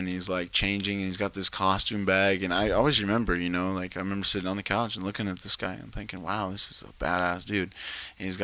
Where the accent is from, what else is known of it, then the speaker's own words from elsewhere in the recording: Pomona, California, United States; now in Los Angeles, United States; I grew up in Pomona